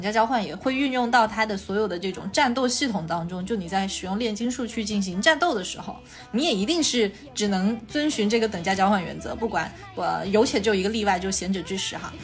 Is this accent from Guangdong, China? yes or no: yes; Guangdong / Hong Kong, China; accent: 港广普 (Hong Kong/Guangdong-accented Mandarin); 今天又是一场北京普通话和广东普通话的对决